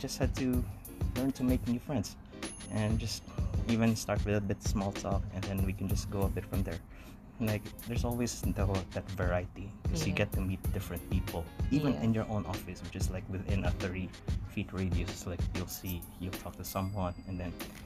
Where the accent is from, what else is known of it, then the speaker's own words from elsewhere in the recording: Philippines; moved away as an adult; now in Canada; fellow Filipinos